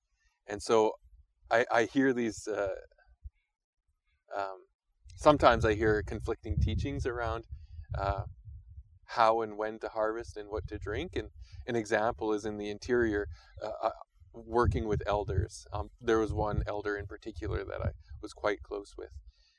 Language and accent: English; Hartley Bay, British Columbia, Canada; I have family in every village, but primarily identify with my community of Hartley Bay. And that's on my mom's side. We're a matrilineal community, so that's how I identify.